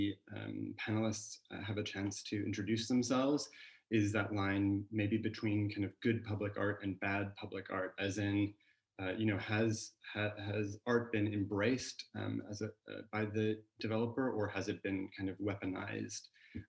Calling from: California, United States; I'm joining actually from California, so for me this is an afternoon chat, so coffee in hand, not Negronis.

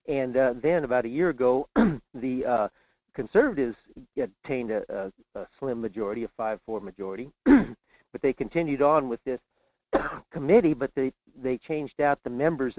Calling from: Fairbanks, Alaska, United States; in Fairbanks.

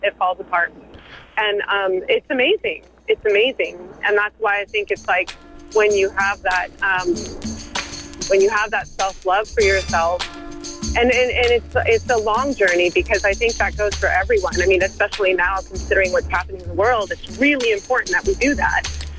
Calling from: San Francisco, California, United States; San Francisco.

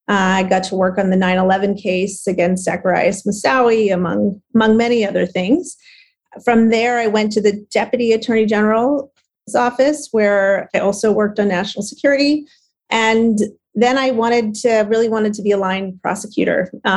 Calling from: New York City, New York, United States; Good. Well, thanks for asking me to join, and doing great, dialing in from New York City.

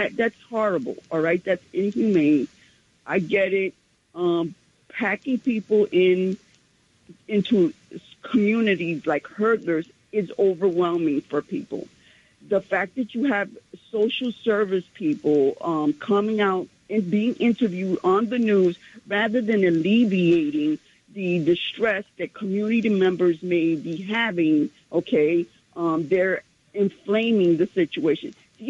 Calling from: New York City, New York, United States; from Central Harlem.

